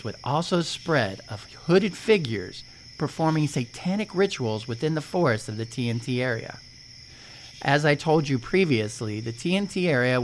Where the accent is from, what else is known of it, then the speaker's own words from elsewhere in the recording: Ohio, United States; I'm from Ohio